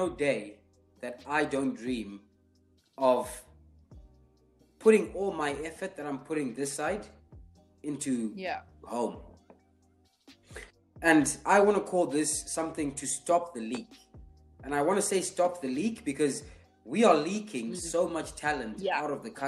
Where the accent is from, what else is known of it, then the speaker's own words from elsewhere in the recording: Zimbabwe; moved away; I was actually from Zimbabwe